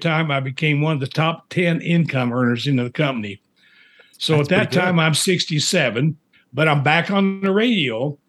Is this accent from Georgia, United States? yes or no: no; Indiana, United States; moved away as an adult; also born or lived in Springfield, Missouri / Winnipeg, Manitoba, Canada; I'm from Indiana, but I went down to Missouri for college.